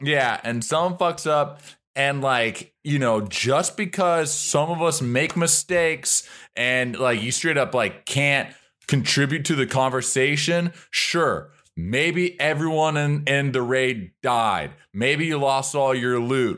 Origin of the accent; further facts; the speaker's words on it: Ohio, United States; moved away; I'm from Ohio originally